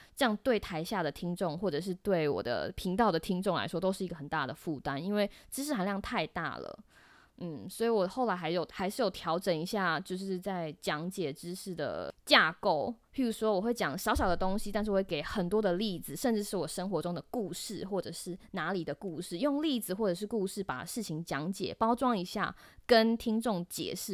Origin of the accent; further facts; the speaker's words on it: Taiwan; moved away as an adult; now in United States; 台湾，就是我的家乡